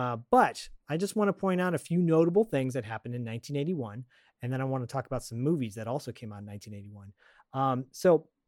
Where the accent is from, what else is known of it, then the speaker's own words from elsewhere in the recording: Michigan, United States; I grew up in Michigan at that time when it was going on. My family worked. My family on my dad's side all worked in the automotive industry.